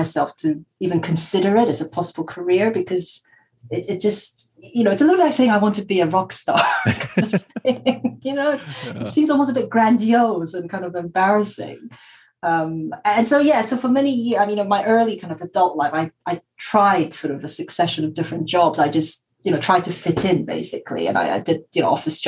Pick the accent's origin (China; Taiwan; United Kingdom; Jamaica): Taiwan; I'm from Taiwan